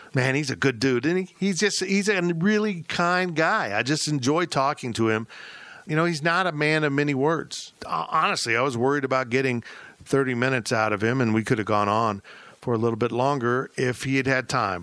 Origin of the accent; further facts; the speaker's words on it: Kansas, United States; I grew up in Kansas.